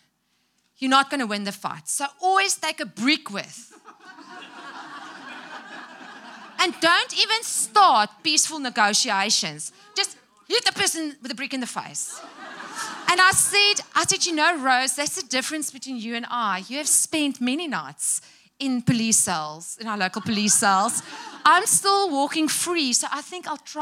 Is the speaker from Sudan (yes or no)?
no; South Africa; English is a second language